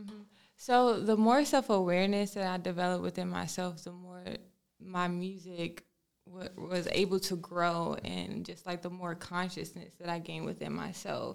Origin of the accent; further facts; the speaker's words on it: Washington, District of Columbia, United States; also born or lived in Maryland; now in Charlotte, United States; I'm actually originally from Washington, D C